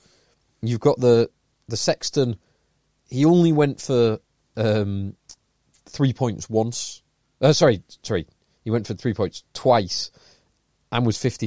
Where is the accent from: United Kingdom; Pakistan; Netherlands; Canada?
United Kingdom; England; we're primarily an English rugby podcast because that's where we live. Yeah, that's where we're from.